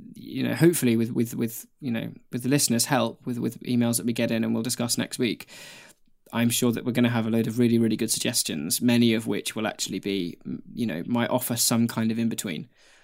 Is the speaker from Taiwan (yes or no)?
yes; Taiwan; first language Mandarin Chinese; English is a second language; moved away as an adult; now in New Zealand; I was born and raised in Taiwan and only moved to New Zealand a couple of years ago for university. Chinese Mandarin is my native language